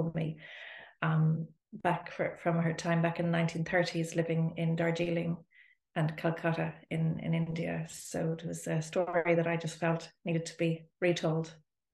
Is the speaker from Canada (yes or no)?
no; Dublin, Leinster, Ireland; also born or lived in Spain; I am from Dublin